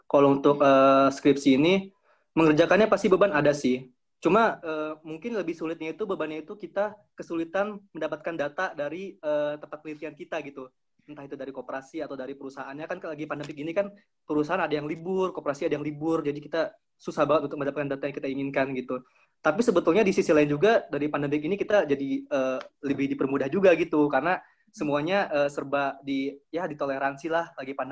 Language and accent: Indonesian; Bekasi, West Java, Indonesia; now in Jatinangor, Indonesia; Dari Bekasi.